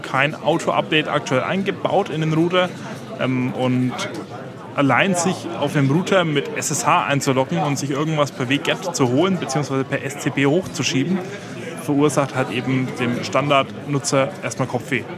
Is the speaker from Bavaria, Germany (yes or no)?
yes; Franconia, Bavaria, Germany; accent: Franconian; mein Dialekt ist durchaus fränkisch und der kann man auch recht schnell erkennen